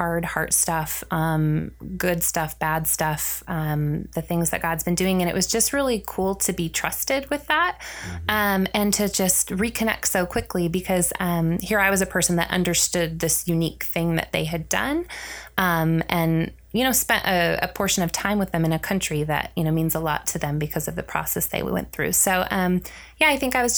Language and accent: English; Seattle, Washington, United States; I'm from Seattle